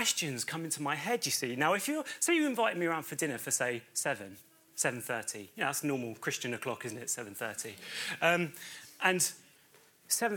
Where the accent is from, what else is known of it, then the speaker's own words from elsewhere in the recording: Bedford, East of England, United Kingdom; moved away as an adult; also born or lived in Chichester; I'm originally from Bedford in Bedfordshire